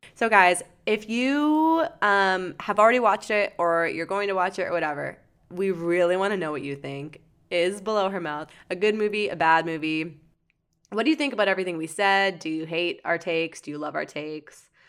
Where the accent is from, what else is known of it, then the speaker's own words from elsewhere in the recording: London, Ontario, Canada; my hometown of London, Ontario